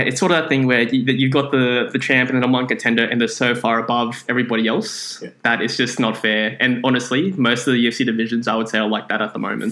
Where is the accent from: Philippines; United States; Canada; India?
Philippines; I am Filipino